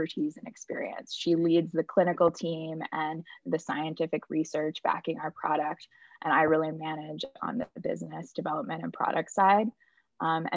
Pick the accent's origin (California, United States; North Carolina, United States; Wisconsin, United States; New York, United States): North Carolina, United States; moved away as an adult; now in San Francisco, United States; I'm originally from North Carolina, although I'm in San Francisco right now, and I've been on the West Coast for a while